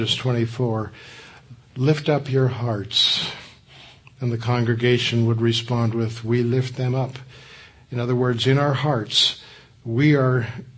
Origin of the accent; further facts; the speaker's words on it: Southern California, United States; I grew up in Southern California